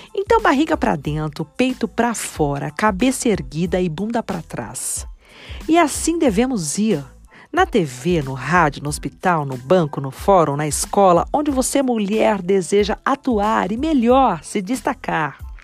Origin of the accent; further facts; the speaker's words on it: Taboão da Serra, São Paulo, Brazil; Nasci em Taboão da Serra, na Grande São Paulo